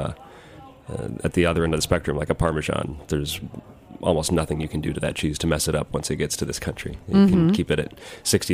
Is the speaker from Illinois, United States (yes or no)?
yes; central Illinois, United States; moved away as an adult; now in New York, United States; my hometown in central Illinois